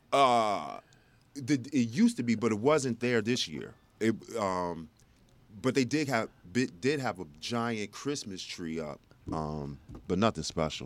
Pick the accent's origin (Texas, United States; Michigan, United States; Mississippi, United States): Texas, United States; Plano; also born or lived in South Bend, Indiana; I grew up and came out of Plano.